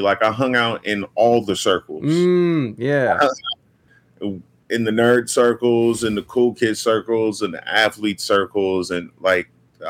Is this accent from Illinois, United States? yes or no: no; Las Vegas, Nevada, United States; Bro, it was chill as fuck, bro. I've never had a place in the hood. I'm from the suburbs.